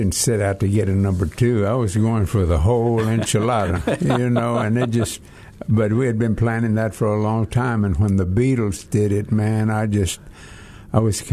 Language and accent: English; Texas, United States; I was born in Texas, the United States of Texas, and I was born at home